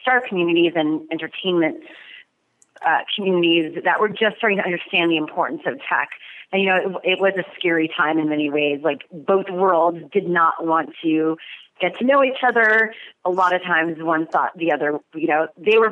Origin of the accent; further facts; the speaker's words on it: Montreal, Quebec, Canada; now in Los Angeles, United States; I'm from Montreal.